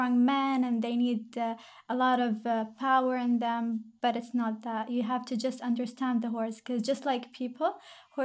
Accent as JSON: {"language": "English", "country": "Qatar", "said": "I am from Qatar."}